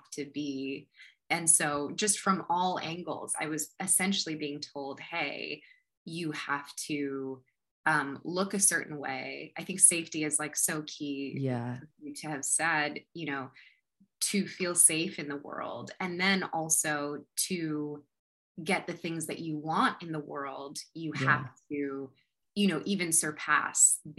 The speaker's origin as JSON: {"language": "English", "country": "United States", "tie": "born or raised there", "lives_now": "Los Angeles, United States", "said": "growing up in America"}